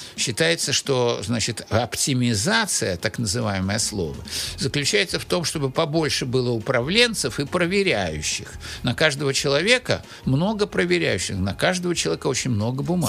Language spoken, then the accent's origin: Russian; Saint Petersburg, Russia; also born or lived in Moscow; вернулся в Питер